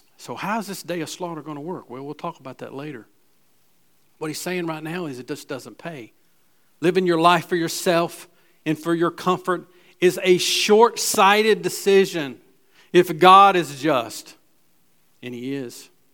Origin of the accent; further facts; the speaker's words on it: Gastonia, North Carolina, United States; I'm from West Gastonia